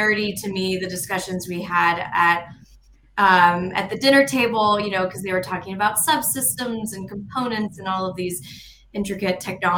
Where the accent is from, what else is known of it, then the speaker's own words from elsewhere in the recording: Friendswood, Texas, United States; also born or lived in Austin, Texas; So I grew up in this small town called Friendswood, Texas, and it's right next to Johnson Space Center